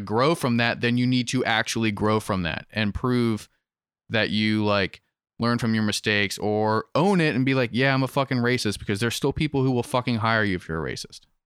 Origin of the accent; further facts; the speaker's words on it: Western Maryland, United States; born and raised in Western Maryland